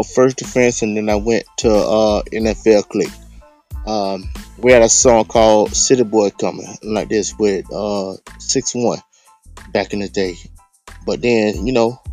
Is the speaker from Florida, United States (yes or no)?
yes; Miami, Florida, United States; also born or lived in Gainesville, Florida / San Jose, California; now in Ocala, United States; I grew up in Miami.